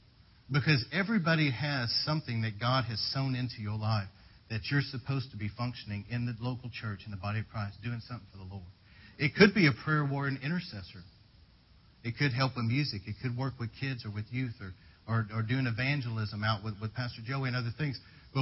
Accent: United Kingdom; Because I am British, I served in the British Army as a medical orderly

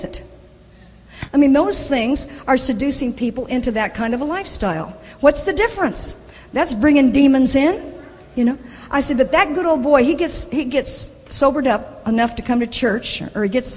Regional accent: the South, United States; I'm from the South, we have a lot of bubbas, a lot of good old boys

